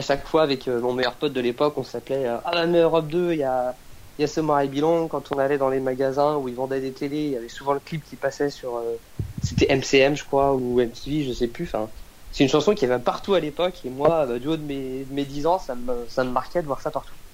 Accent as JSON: {"language": "French", "town": "Nantes", "region": "Pays de la Loire", "country": "France", "tie": "born or raised there", "said": "originaire de là-bas et les choses ont fait que je suis toujours resté, euh, resté sur Nantes"}